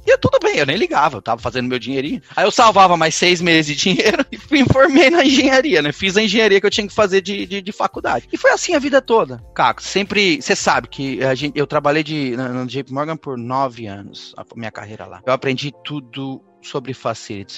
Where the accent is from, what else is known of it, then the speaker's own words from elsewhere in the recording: Diadema, São Paulo, Brazil; moved away as an adult; also born or lived in São Caetano do Sul / Santo André; now in New York, United States; eu nasci em São Caetano, meu pai é, é engenheiro projetista, minha mãe era do lar, eu tive uma vida muito complicada em Diadema, fui criado criado na, na favela